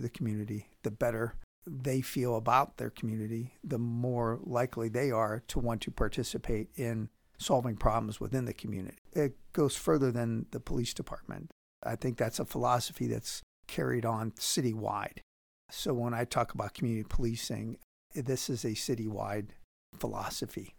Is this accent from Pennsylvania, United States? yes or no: yes; Pittsburgh, Pennsylvania, United States; now in Powell, United States; I'm from Pittsburgh originally